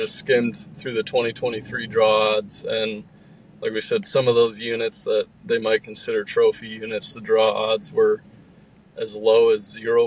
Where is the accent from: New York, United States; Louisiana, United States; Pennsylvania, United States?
Pennsylvania, United States; my home state of Pennsylvania